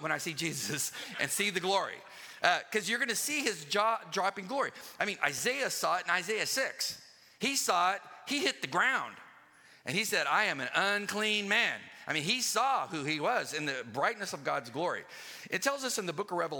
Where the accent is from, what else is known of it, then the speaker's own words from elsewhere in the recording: Southern California, United States; I used to love to go to the county fair when I grew up in Southern California